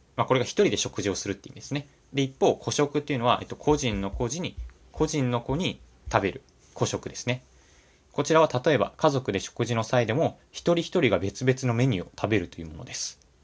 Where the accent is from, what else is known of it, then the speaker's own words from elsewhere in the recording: Japan; 僕の地元っていうのが、まあ、東京から、まあ、どんぐらいだろうな。さん、よじゅっぷんはなれた、少し田舎みたいなところなんですけれども